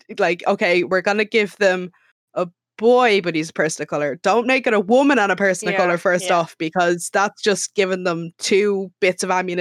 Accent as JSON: {"language": "English", "country": "Ireland", "said": "I'm Irish."}